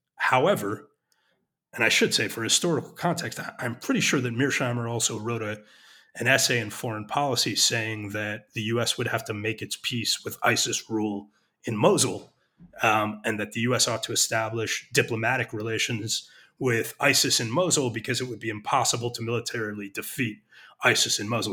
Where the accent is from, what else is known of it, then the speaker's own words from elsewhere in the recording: United States; moved away as an adult; now in Israel; I'm an American.